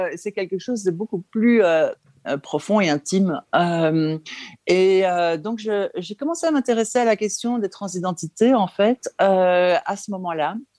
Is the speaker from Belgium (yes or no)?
yes; Belgium; je suis belge, hein, je vis en Belgique